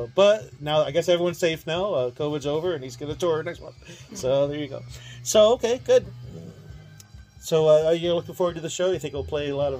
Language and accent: English; Ithaca, New York, United States; my hometown of Ithaca